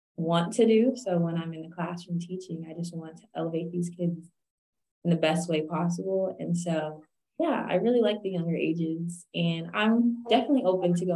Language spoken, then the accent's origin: English; San Jose, California, United States; moved away as an adult; also born or lived in Missouri; I'm originally from California, San Jose, California, Bay Area.